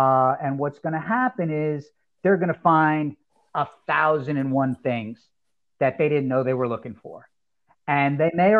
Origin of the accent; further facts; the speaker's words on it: New Jersey, United States; also born or lived in Southern California; I was in Southern California, formative years here in New Jersey, which I know we got a little simpatico going there, both being from Jersey